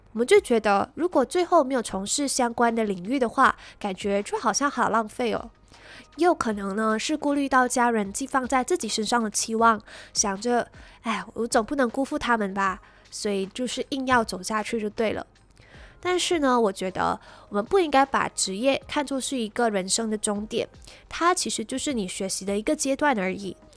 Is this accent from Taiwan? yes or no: no; Malaysia; 我来自马来西亚